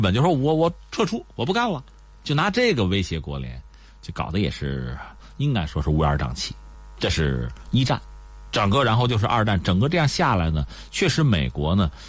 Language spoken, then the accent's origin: Chinese; China; 我们中国人也吃过他亏吗？